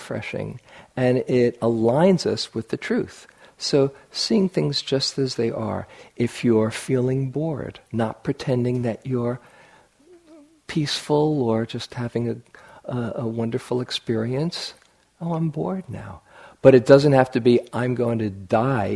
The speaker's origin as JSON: {"language": "English", "town": "New York City", "region": "New York", "country": "United States", "tie": "born or raised there", "said": "I grew up in New York City"}